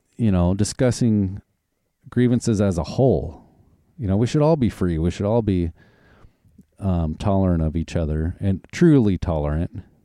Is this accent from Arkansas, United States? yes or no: yes; Arkansas, United States; also born or lived in Oklahoma; now in Washington, United States; I grew up in Arkansas and when we moved to Oklahoma